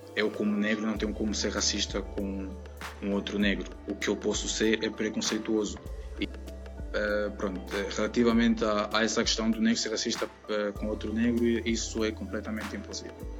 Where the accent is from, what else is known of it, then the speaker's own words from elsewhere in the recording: Angola; moved away as an adult; now in Coimbra, Portugal; sou angolano, residente em Coimbra eh, há uh, um ano, uh, vivo em Portugal há dois anos já